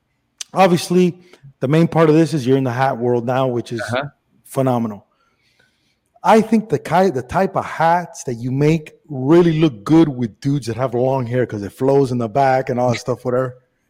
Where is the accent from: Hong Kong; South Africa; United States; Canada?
United States; Miami, Florida; also born or lived in Cuba / Spain / Los Angeles / Las Vegas; I was born in Cuba, but I was raised in Miami.